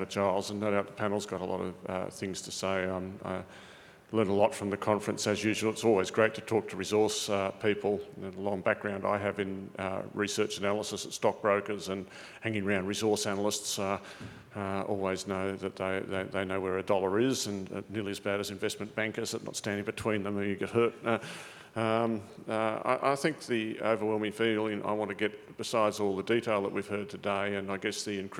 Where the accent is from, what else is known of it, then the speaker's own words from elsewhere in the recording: Australia; I'm an Aussie